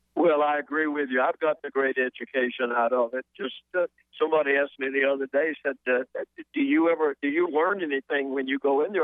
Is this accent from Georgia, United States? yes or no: yes; Atlanta, Georgia, United States; born or raised there; moved away; also born or lived in South Carolina